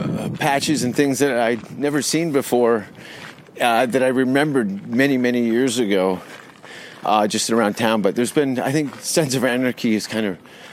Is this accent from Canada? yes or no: yes; Hamilton, Ontario, Canada; born or raised there; moved away